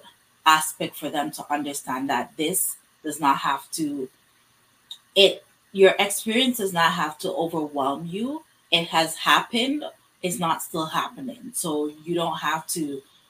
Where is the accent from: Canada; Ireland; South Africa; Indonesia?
Canada; in my community, being African Canadian, just being Black